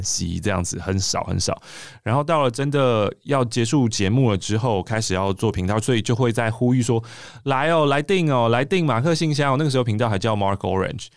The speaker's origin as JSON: {"language": "Chinese", "town": "Taipei", "country": "Taiwan", "said": "我是台北人，我是台北人"}